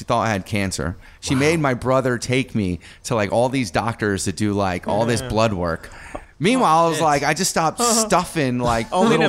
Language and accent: English; Milford, Connecticut, United States; now in New York City, United States; I'm from Connecticut.